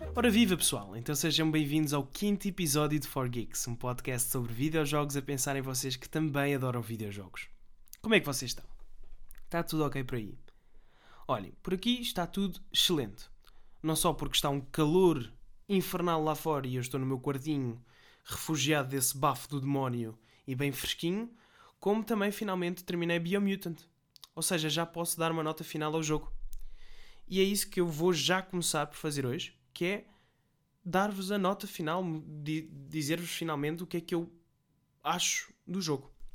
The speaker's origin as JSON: {"language": "Portuguese", "country": "Portugal", "said": "Nós somos tugas"}